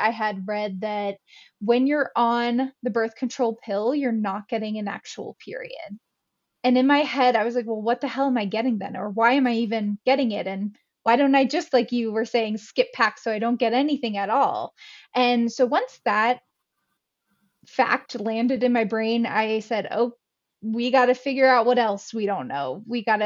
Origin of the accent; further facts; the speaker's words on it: Pennsylvania, United States; moved away as an adult; now in Jackson Hole, United States; I'm originally from Pennsylvania here in the States. And a few years later, I moved out to Jackson Hole, Wyoming